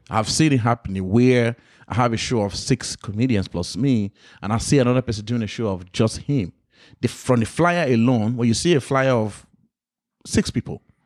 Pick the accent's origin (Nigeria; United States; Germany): Nigeria; moved away; also born or lived in London; I'm African, I grew up in Nigeria